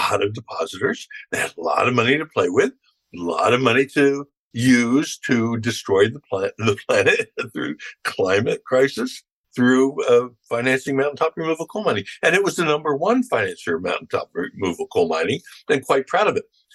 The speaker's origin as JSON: {"language": "English", "town": "Philadelphia", "region": "Pennsylvania", "country": "United States", "said": "I'm from Philadelphia"}